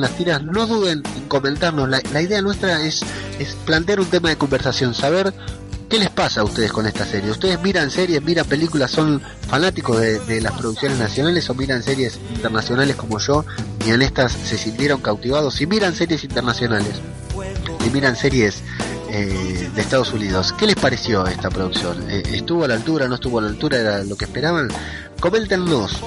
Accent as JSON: {"language": "Spanish", "town": "Lanús", "region": "Buenos Aires Province", "country": "Argentina", "said": "tenemos en común con Sergio Alguín es que los dos somos de Lanús."}